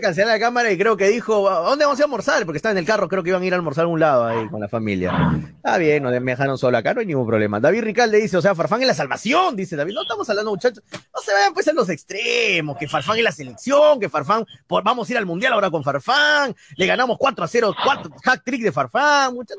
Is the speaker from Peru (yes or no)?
yes; Peru; como peruanos